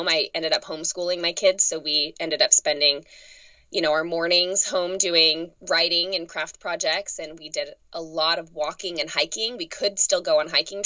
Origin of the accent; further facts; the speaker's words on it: Utah, United States; also born or lived in Texas; now in Richmond, United States; I grew up in Utah.